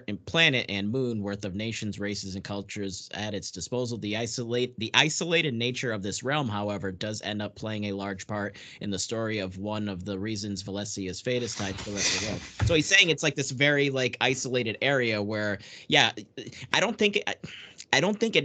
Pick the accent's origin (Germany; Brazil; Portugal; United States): Portugal; moved away; I'm literally an immigrant. I was born in Portugal